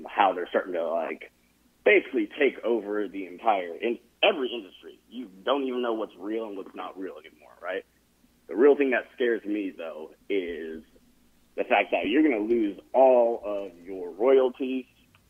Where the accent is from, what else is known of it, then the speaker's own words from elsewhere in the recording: Sacramento, California, United States; also born or lived in Silicon Valley; now in Central Coast, California, United States; I'm from Sacramento, but I live in the Central Coast in California.